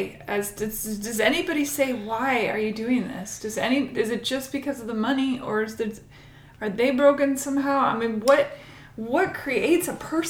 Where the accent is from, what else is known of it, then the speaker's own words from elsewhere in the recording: Washington, United States; moved away; my home state in Washington